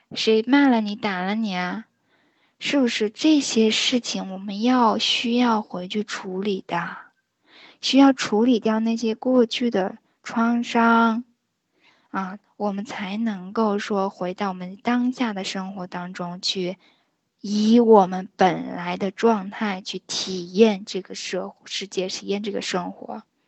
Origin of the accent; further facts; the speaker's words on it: China; 我们中国人